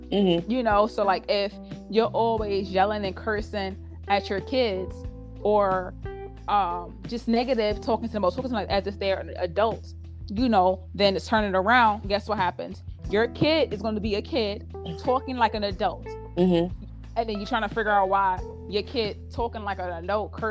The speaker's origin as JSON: {"language": "English", "town": "New York City", "region": "New York", "country": "United States", "also_born_or_lived": "Brooklyn / Queens", "said": "I'm from Harlem."}